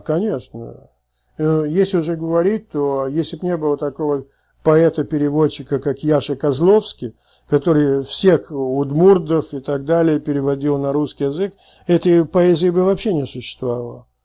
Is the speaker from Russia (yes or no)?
yes; Saratov, Saratov Oblast, Russia; moved away; я родился в Саратове